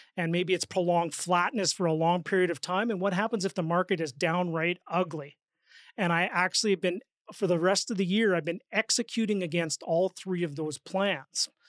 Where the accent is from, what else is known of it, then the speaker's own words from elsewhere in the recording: Saskatchewan, Canada; I'm from Saskatchewan